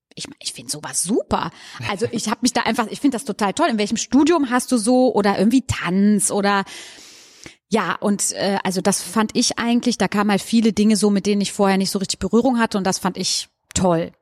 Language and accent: German; Goch, North Rhine-Westphalia, Germany; also born or lived in Hagen; now in Cologne, Germany; Ja, also ich komme vom Niederrhein. Ich bin auf dem sehr flachen Land aufgewachsen, an der holländischen Grenze in Goch